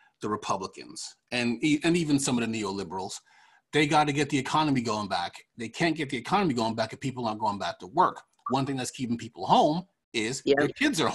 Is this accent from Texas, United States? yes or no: no; Long Island, New York, United States; moved away; I'm from New York, well, from Long Island